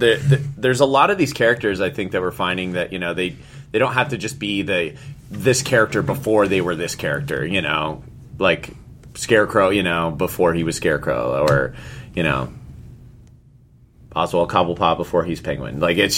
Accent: Indiana, United States; I was raised in Indiana.

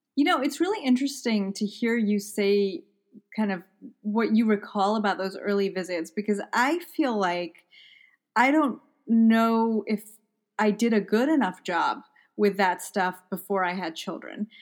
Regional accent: Malawi; moved away as an adult; also born or lived in England; now in United States; I grew up in Malawi in Central Africa. Uh, so I was born in England, and then I was in Malawi for my almost my entire life.

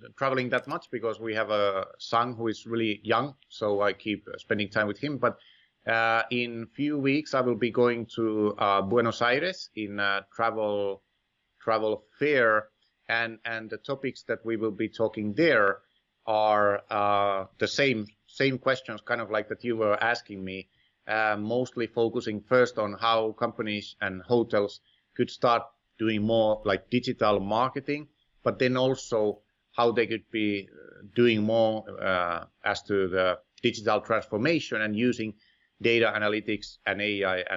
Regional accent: Finland; moved away; my home country, Finland

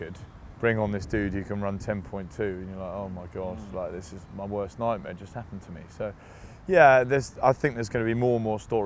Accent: Brighton, South East England, United Kingdom; moved away; my hometown, Seaside Boy from Brighton

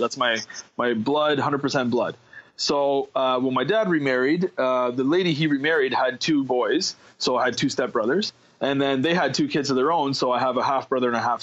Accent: Ottawa, Ontario, Canada; I grew up, I was born and raised in Ottawa

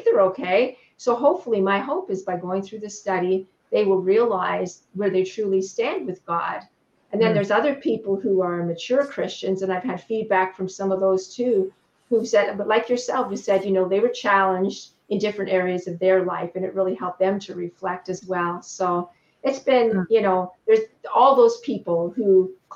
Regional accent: Canada; I'm Canadian

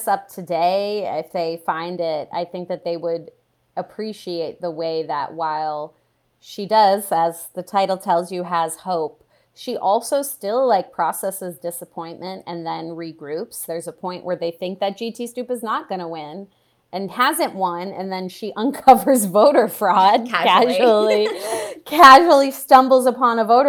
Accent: Midwest, United States; I'm from the Midwest

